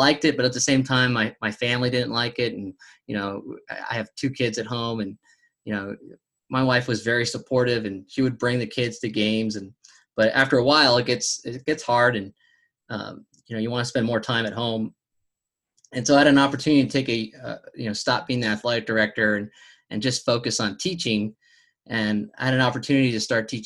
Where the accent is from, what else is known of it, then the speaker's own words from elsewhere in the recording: California, United States; now in Tennessee, United States; I'm originally from California